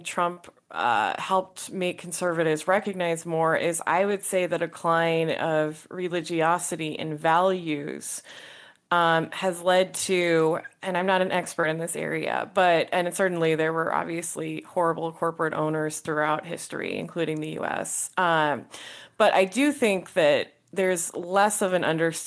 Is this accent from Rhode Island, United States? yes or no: no; San Francisco Bay Area, California, United States; I come from the San Francisco Bay Area